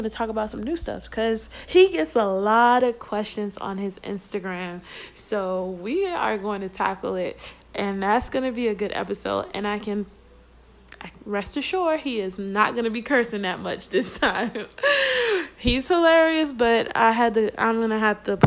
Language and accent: English; Florida, United States; I'm from Florida